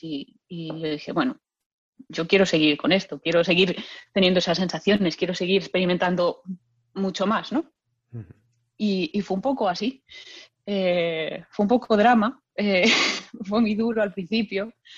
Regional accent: Lugo, Galicia, Spain; yo soy de Lugo y, bueno, desde chiquitita en mi casa pues ha habido mucha música

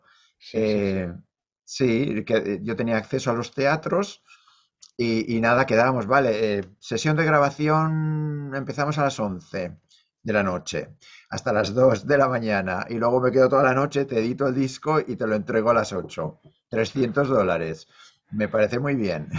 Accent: Leioa, Basque Country, Spain; moved away as an adult; also born or lived in Bilbao / New York; now in North Carolina, United States; yo nací en Bilbao, crecí en Leioa

